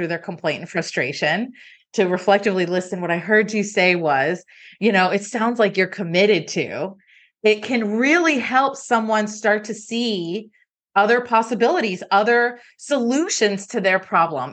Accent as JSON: {"language": "English", "town": "Miami", "region": "Florida", "country": "United States", "tie": "born or raised there", "also_born_or_lived": "Connecticut / Atlanta", "moved": "as an adult", "said": "I grew up in Miami"}